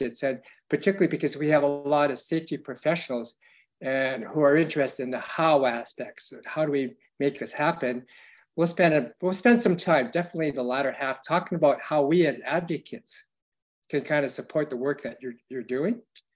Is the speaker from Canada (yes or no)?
yes; Canada; being Chinese Canadian growing up.